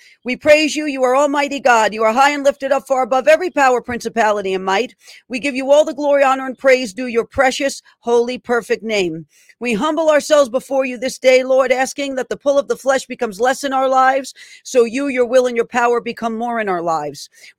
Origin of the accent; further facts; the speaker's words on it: New York, United States; my home state in New York.